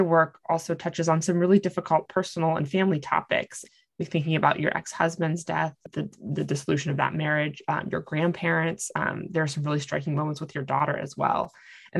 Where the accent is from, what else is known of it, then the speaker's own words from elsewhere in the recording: Ohio, United States; growing up in Ohio